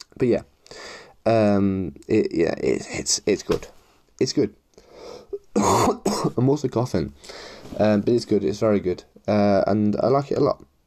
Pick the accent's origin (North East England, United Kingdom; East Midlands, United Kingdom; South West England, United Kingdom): East Midlands, United Kingdom; Leicester; I'm from Leicester